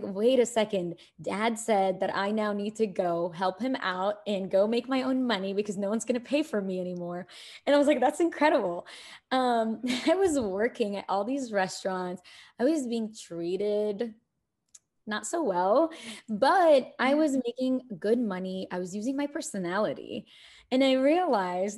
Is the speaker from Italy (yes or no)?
no; Kuwait; also born or lived in Egypt / New York City, United States; now in United States; I'm born in Egypt. I was raised in Kuwait